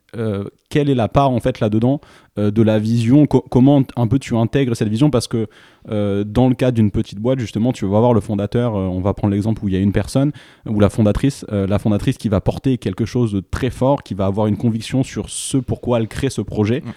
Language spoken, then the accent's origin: French; France; en tant que Français